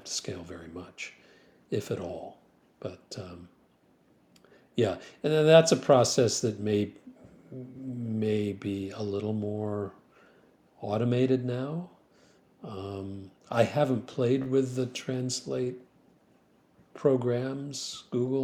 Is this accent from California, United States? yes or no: no; Grand Rapids, Michigan, United States; now in Philadelphia, United States; I found a firm that just happened to be in Grand Rapids, my hometown